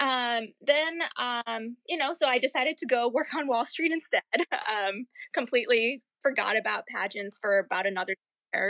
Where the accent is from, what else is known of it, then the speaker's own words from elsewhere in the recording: India; also born or lived in Pennsylvania / California / North Carolina / New York; now in Virginia, United States; I grew up in India. I was born in India